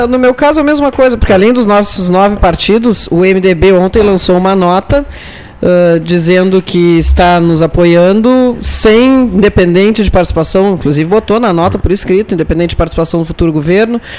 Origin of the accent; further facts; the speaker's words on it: Pelotas, Rio Grande do Sul, Brazil; Como pelotense, né, eu sou prefeita de passagem